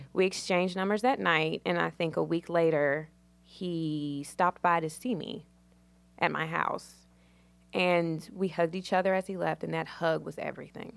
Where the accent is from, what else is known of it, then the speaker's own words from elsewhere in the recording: Danville, Virginia, United States; moved away as an adult; now in Charlotte, United States; I'm from Danville, Virginia. It's small